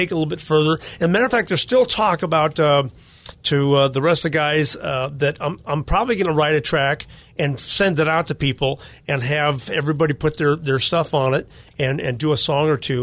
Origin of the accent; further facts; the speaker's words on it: California, United States; I grew up here in California.